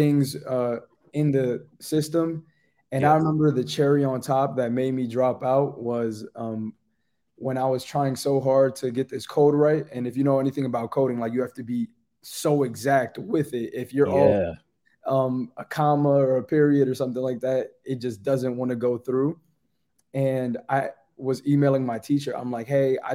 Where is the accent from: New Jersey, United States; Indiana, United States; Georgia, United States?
New Jersey, United States; moved away as an adult; now in Pittsburgh, United States; I was born and raised in Jersey. I was there up until I was 19 years old